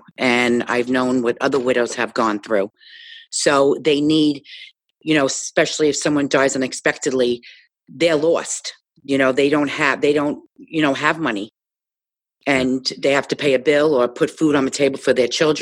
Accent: Jersey City, New Jersey, United States; when I grew up in Jersey City

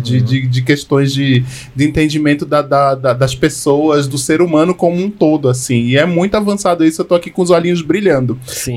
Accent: Northeast Region, Brazil; Eu sou do Nordeste

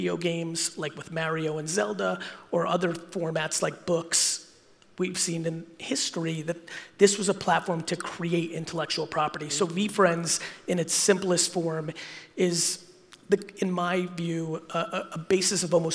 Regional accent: United States; also born or lived in Soviet Union; I came to the United States when I was 3, and I grew up in the 80s

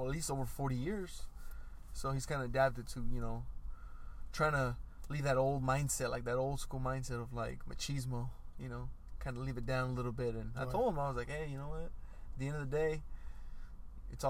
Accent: United States; we grew up in America, but with a Mexican mindset

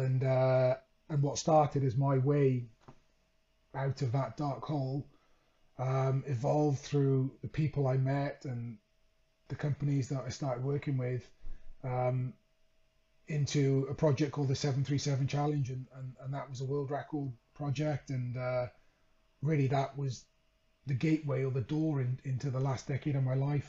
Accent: Wales, United Kingdom; moved away as an adult; also born or lived in Leeds; growing up in Wales

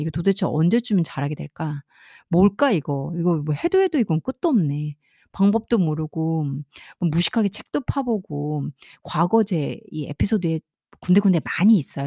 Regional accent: South Korea; 한국인으로서 한국 교육장 안에서 한국 교육 안에서어 특별한 사교육과 학원 교육 없이

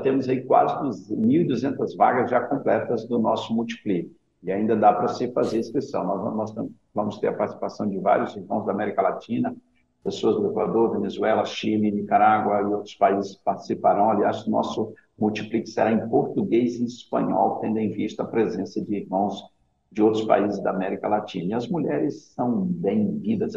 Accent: interior of Bahia, Brazil; eu sou do interior da Bahia, nasci no sertão da Bahia

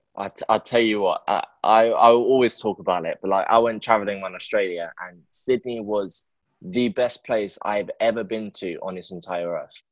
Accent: London, United Kingdom; I'm from London.

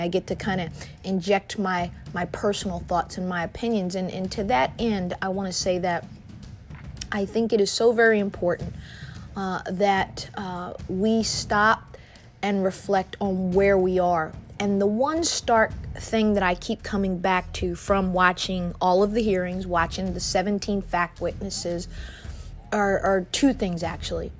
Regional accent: New Jersey, United States; my home state of New Jersey

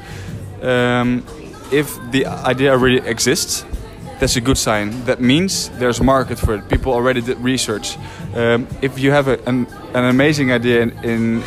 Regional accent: Netherlands; moved away as an adult; also born or lived in Rotterdam; now in Spain; I'm from Holland

